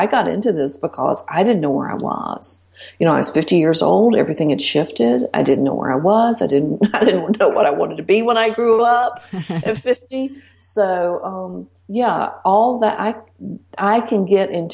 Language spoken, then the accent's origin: English; Blue Ridge Mountains, United States; I'm from the mountains. I'm from the Blue Ridge Mountains. And, you know, we say ain't. That's what we do. We say reckon